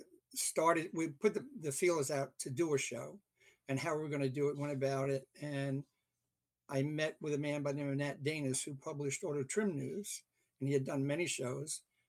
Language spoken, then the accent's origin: English; England, United Kingdom; also born or lived in Canada; now in United States; I basically am originally from England. Although I was born in Canada, my parents were British subjects.